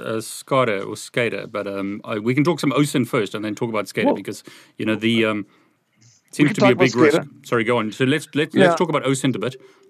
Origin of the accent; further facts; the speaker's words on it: South Africa; I'm originally from South Africa